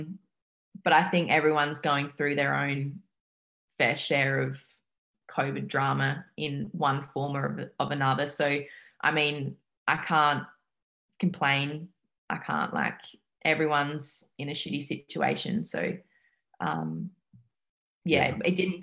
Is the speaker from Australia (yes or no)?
yes; Adelaide, South Australia, Australia; moved away as an adult; now in Montreal, Canada; I'm from Adelaide in South Australia, so another state